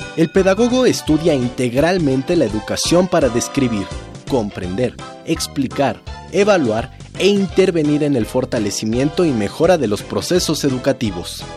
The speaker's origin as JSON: {"language": "Spanish", "country": "Mexico", "said": "nosotros también somos mexicanos, orgullosos universitarios"}